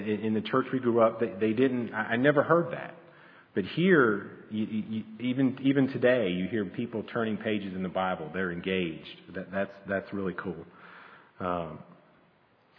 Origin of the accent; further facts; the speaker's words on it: Pennsylvania, United States; moved away as an adult; now in North Carolina, United States; I was born in Pennsylvania. Both my wife and I were born in Pennsylvania. A little fun fact is we were actually next door neighbors